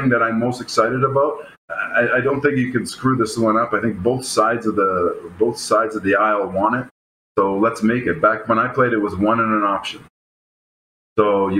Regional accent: Toronto, Ontario, Canada; Growing up in Toronto

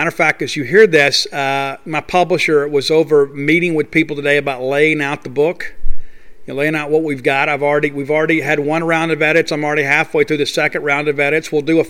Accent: Mississippi, United States; moved away as an adult; I love my home state. It's one of the reasons that I came back, because I wanted my kids to have the value of growing up and graduating in the state of Mississippi.

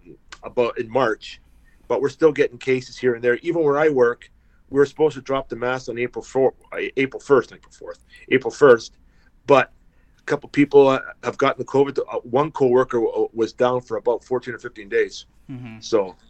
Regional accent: Guelph, Ontario, Canada; Born and raised here in Canada. My hometown is Guelph, Ontario.

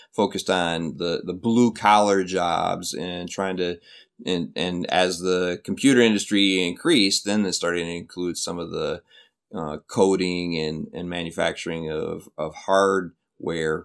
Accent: Flint, Michigan, United States; moved away as an adult; also born or lived in Minnesota; now in South Korea; Flint, Michigan is my, is my hometown

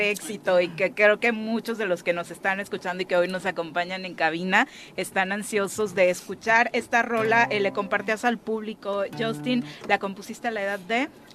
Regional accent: Morelos, Mexico; para quienes somos de Morelos

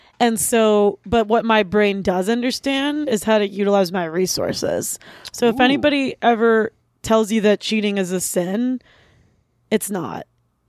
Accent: Pittsburgh, Pennsylvania, United States; And just because we're from Pittsburgh doesn't mean that we're, like, West Virginia.

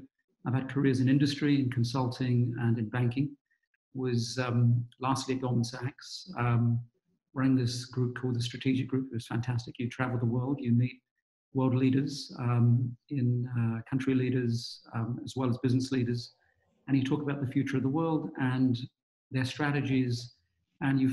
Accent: London, United Kingdom; accent: British; also born or lived in Gujarat, India; now in United States; I grew up in London's East End, which was rough in those days

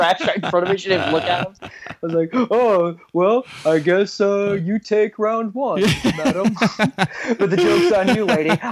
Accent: Texas, United States; because I grew up in Texas

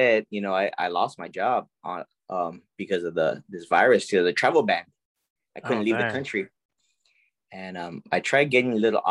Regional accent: San Antonio, Texas, United States; I grew up in the West Side here in San Antonio, Texas

